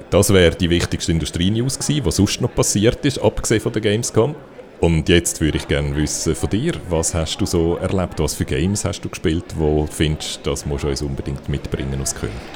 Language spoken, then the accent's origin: German; Switzerland